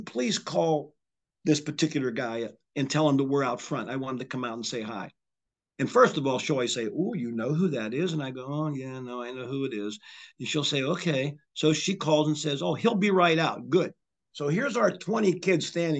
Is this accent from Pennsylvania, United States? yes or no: yes; Charleroi, Pennsylvania, United States; I grew up near California University, was in, like, I could throw a rock to Cal U. And back in the 70s, that's when all of my friends from the Mon Valley where I lived in Charleroi